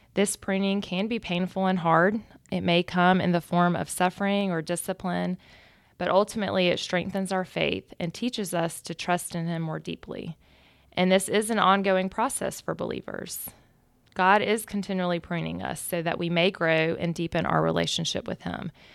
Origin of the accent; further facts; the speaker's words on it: Macon, Georgia, United States; we're both from Macon and went to a small high school and started dating back then